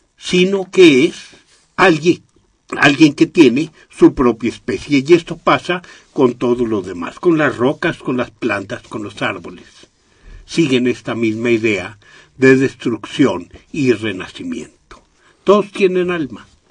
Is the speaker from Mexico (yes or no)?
yes; Mexico; de los muchos que somos mexicanos